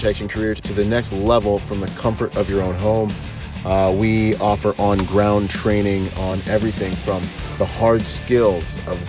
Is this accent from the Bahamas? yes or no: yes; Bahamas; I'm from the Bahamas.